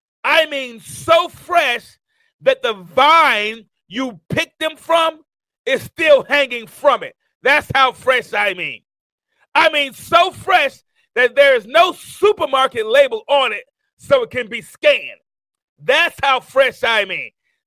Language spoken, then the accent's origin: English; Tuscaloosa, Alabama, United States; also born or lived in Mount Vernon, New York; you know I'm originally from Mount Vernon, New York, but I moved to a small town here in Alabama in a place called Tuscaloosa, Alabama